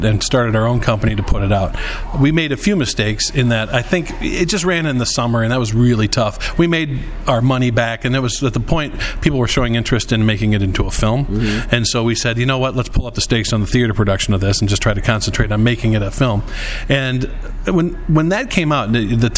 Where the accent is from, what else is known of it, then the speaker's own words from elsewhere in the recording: Camanche, Iowa, United States; also born or lived in Chicago, Illinois / Naperville/Aurora, Illinois; now in Naperville, United States; I'm originally from Comanche, Iowa, uh-huh. Right? So in the Clinton area. So my brother and I grew up there, and we both moved to Chicago area, where I still am